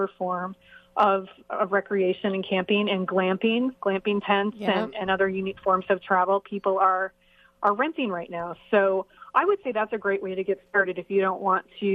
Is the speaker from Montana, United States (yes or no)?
yes; Montana, United States; I'm from Montana. I grew up in Montana, which is a beautiful part of the country.